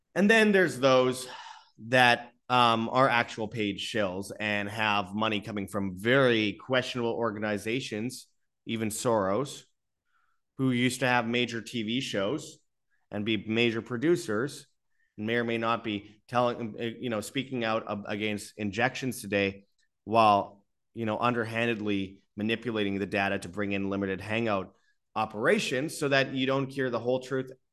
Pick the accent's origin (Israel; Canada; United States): Canada; Winnipeg, Manitoba; in Winnipeg, Canada, my hometown